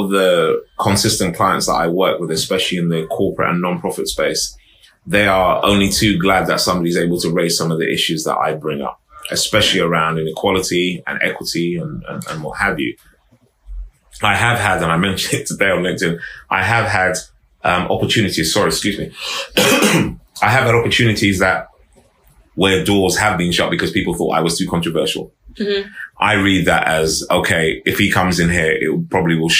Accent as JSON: {"language": "English", "region": "London", "country": "United Kingdom", "tie": "born or raised there", "also_born_or_lived": "Harrow", "said": "I grew up in Harlesden, I was quite young"}